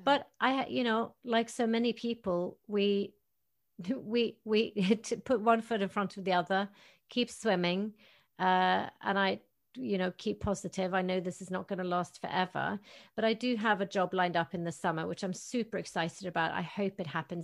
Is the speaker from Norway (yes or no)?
yes; Tromsø, Troms, Norway; moved away; my hometown of Tromsø